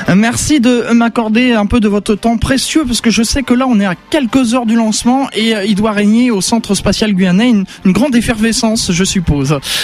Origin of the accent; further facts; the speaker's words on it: Vernon, Normandy, France; je suis Vernonnais. Je suis né à Vernon et ah, et j'habite pas très loin de Vernon